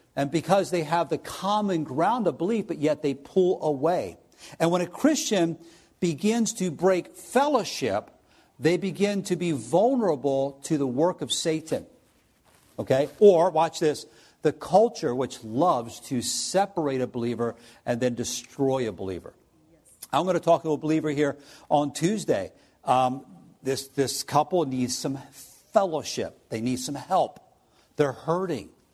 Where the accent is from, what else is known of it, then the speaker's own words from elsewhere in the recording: New Jersey, United States; now in Findlay, United States; I'm from South Jersey